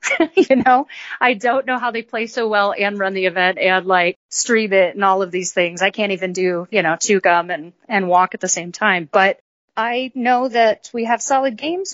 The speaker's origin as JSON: {"language": "English", "region": "Colorado", "country": "United States", "tie": "born or raised there", "said": "I grew up in Colorado"}